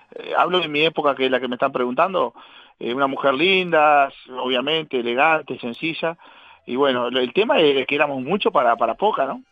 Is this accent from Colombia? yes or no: no; Casablanca, Paysandú, Uruguay; jugué en Casablanca acá, mi pueblito, este, pasé a San Félix, que era más cerca de Paysandú, terminé en Independencia y Estudiantil en, en Paysandú mismo